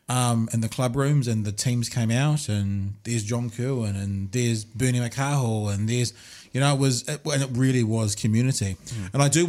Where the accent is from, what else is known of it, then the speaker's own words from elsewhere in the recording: Auckland, New Zealand; I'm thinking when I grew up in Auckland, and we supported the Marist Rugby Club.